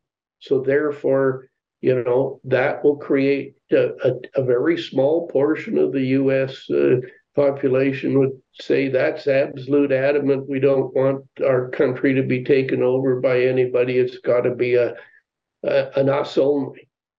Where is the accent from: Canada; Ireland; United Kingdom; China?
Canada; moved away as an adult; also born or lived in United States; Now, maybe I'm biased because I was born and raised in Canada, but I, you know, have spent, you know, 10 years of my life, adult life, really living in the United States.